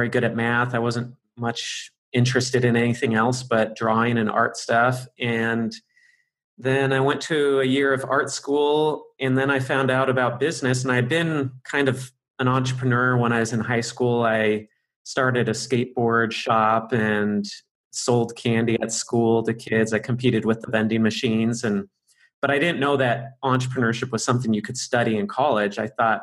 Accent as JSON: {"language": "English", "town": "Arcadia", "region": "California", "country": "United States", "tie": "born or raised there", "moved": "as an adult", "lives_now": "Hong Kong", "said": "where I grew up in California, in Arcadia, California"}